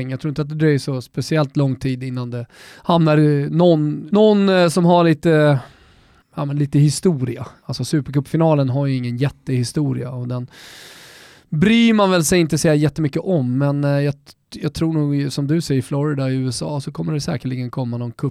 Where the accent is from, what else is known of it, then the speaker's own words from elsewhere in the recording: Finland; now in Stockholm, Sweden; Vi är många finlandssvenskar i Stockholm, regionen.